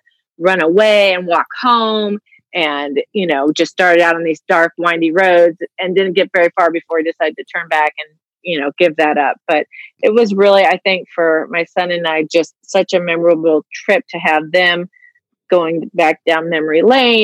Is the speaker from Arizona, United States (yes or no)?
yes; Tempe, Arizona, United States; moved away; I grew up in Tempe, Arizona